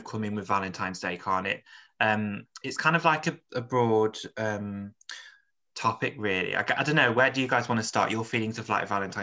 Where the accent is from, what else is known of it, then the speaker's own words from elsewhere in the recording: Stafford, West Midlands, United Kingdom; I grew up in Stafford, which is a really small town near